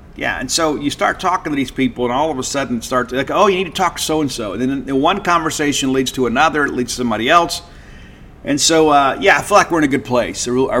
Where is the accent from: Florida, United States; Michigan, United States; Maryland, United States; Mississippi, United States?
Mississippi, United States; you know, growing up in Hinds County and Learned. That's where we are.